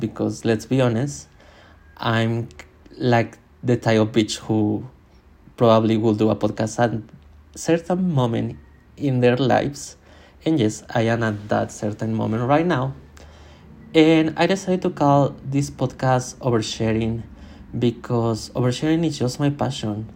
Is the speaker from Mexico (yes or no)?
yes; Mexico; English is a second language; I was born in Mexico and my family literally gave me no English cultural music